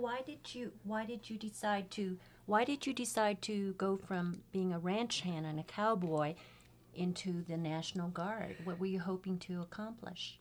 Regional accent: San Francisco, California, United States; I was also born and raised in San Francisco Chinatown

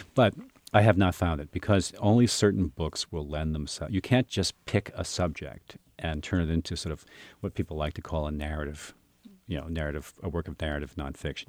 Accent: United States; as an American

